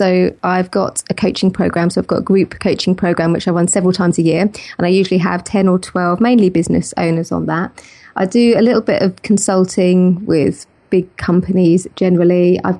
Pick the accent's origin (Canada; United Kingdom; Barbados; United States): United Kingdom; South East England; I grew up in Kent near London, and I didn't mind it too much.